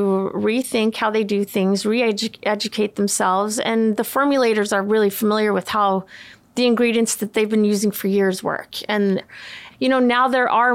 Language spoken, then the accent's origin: English; Sweden; moved away; I grew up in Sweden. My dad is Swedish